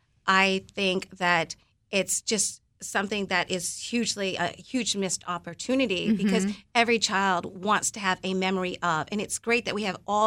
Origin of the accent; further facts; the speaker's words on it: Philippines; I'm going to serve one ice cream, and that's ube, paying homage to being Filipino.